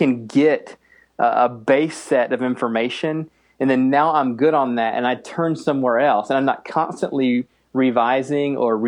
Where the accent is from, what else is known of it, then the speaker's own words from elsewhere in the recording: the East, East Coast, United States; now in Minneapolis, United States; I grew up in the East